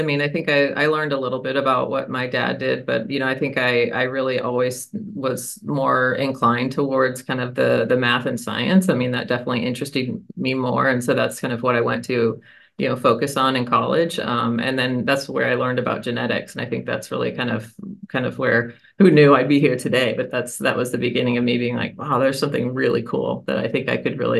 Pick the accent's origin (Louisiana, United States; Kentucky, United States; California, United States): Kentucky, United States; born there; You don't even know this about me, Stan. I was born in Kentucky, actually.